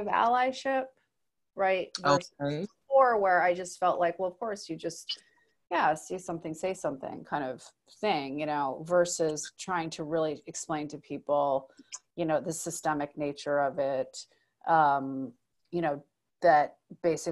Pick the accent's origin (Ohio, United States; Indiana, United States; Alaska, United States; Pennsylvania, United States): Alaska, United States; I grew up in Alaska